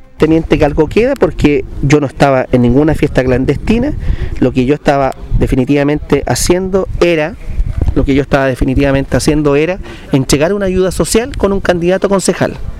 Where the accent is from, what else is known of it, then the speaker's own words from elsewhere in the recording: Linares, Maule, Chile; la ciudad donde yo nací